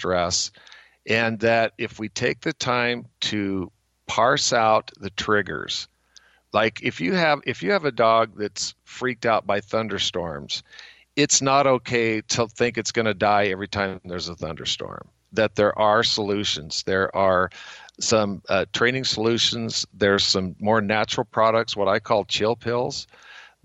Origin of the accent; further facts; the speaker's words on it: Bonners Ferry, Idaho, United States; also born or lived in New York; my hometown of Bonner's Ferry